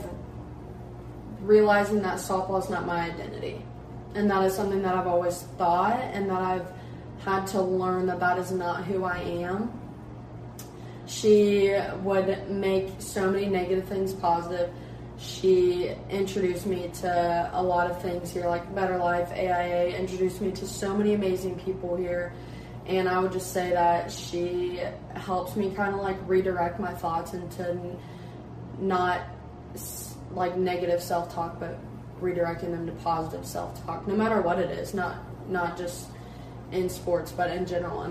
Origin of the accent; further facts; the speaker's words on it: Lebanon, Ohio, United States; moved away as an adult; now in Morehead, United States; I grew up in Lebanon, Ohio, right in between Dayton and Cincinnati